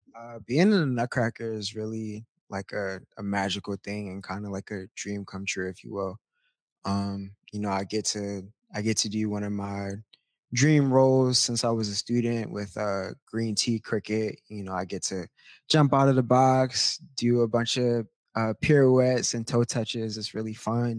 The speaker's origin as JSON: {"language": "English", "town": "Baltimore", "region": "Maryland", "country": "United States", "tie": "born or raised there", "moved": "yes", "said": "I'm from Baltimore, Maryland, originally, born and raised"}